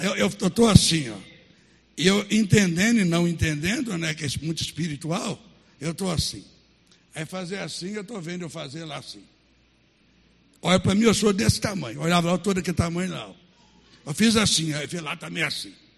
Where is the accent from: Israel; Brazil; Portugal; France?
Brazil; Baldim, Minas Gerais; moved away; Aí, aonde eu nasci, que chama até hoje São Vicente, é o município de uma cidade chamada Baldim. É, perto de Sete Lagoas, 40 quilômetros, onde eu nasci.